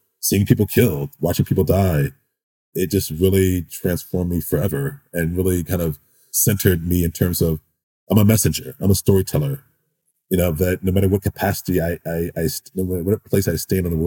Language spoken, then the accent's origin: English; St. Louis, Missouri, United States; I grew up in St. Louis, Missouri.